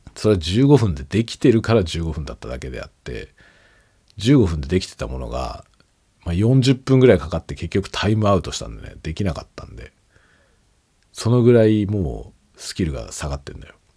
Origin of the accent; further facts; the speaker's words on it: Japan; first language Japanese; 今僕はねネイティブ日本語なので日本人で日本語がネイティブ